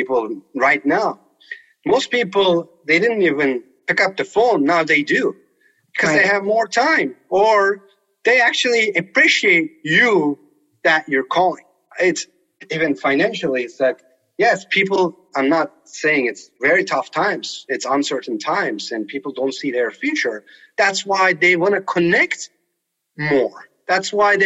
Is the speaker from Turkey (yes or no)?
yes; Turkey; English is a second language; also born or lived in Colorado; now in United States; I grew up playing soccer in Turkey.